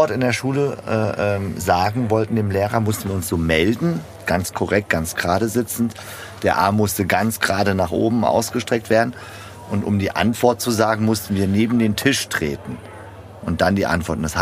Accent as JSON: {"language": "German", "town": "Hanau", "region": "Hesse", "country": "Germany", "tie": "born or raised there", "said": "Also wir waren ja in Maintal-Bischofsheim. Ich bin dann eher aufgewachsen in Hanau."}